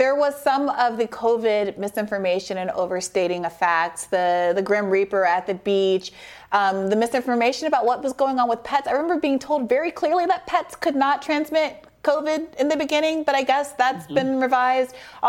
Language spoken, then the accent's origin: English; Saudi Arabia; Although I grew up in Saudi Arabia, and I do remember the National Geographics being blocked out in the grocery store.